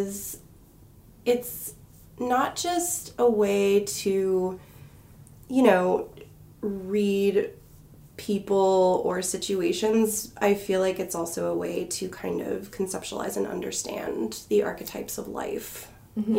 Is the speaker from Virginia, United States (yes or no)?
no; Bay Area of California, United States; moved away as an adult; now in Salem, United States; I am originally from the Bay Area of California. I lived there most of my life